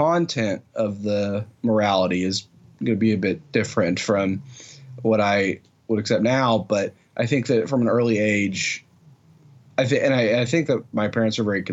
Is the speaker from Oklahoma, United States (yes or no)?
yes; Oklahoma, United States; I grew up in Oklahoma